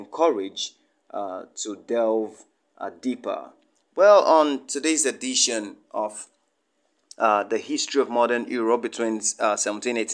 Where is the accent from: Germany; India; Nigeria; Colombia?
Nigeria; Kogi; from Nigeria, Kogi State, to be precise.